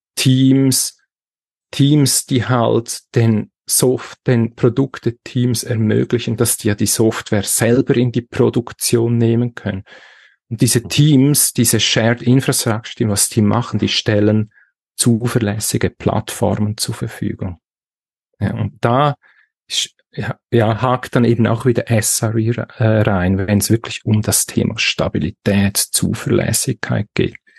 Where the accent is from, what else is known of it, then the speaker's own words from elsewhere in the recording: Switzerland; accent: Swiss; Ich bin aus der Schweiz.